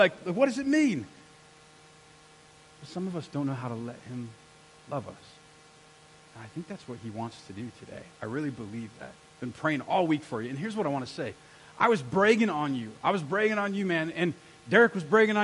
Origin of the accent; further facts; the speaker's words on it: United States; I'm an American